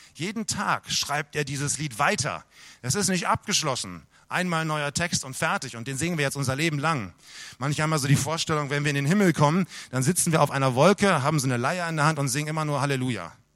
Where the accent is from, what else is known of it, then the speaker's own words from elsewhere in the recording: Germany; bei uns in Deutschland